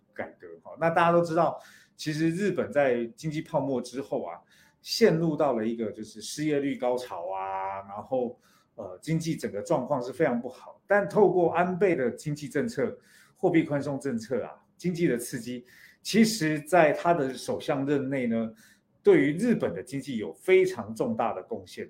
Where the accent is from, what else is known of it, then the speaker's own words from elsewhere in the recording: Taiwan; 我来自台湾